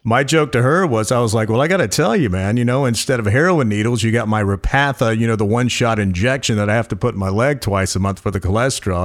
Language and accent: English; North Carolina, United States; moved away; I was from North Carolina